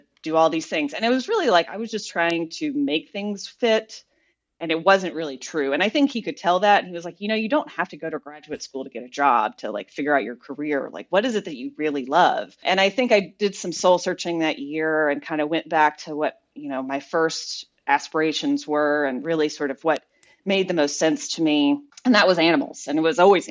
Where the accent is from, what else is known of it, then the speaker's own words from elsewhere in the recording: Jackson, Mississippi, United States; I graduated from a small liberal arts college in my hometown called Millsaps, and that's in Jackson, Mississippi.